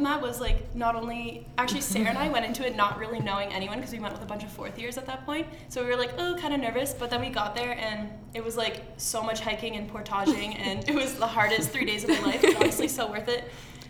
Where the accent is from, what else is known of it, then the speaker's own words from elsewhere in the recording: Innisfil, Ontario, Canada; moved away as an adult; now in North Bay, Canada; I'm from Innisfil, which is just south of Barrie.